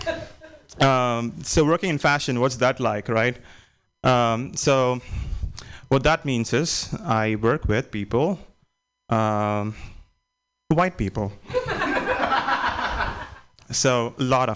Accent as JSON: {"language": "English", "country": "India", "moved": "yes", "said": "I'm an immigrant. And I think by now you'd have known that I'm from India"}